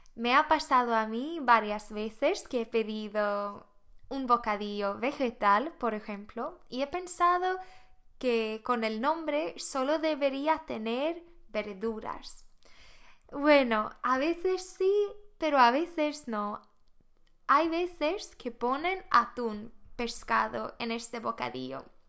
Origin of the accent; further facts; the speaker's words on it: Sweden; Spanish is a second language; moved away as an adult; now in Spain; soy de Suecia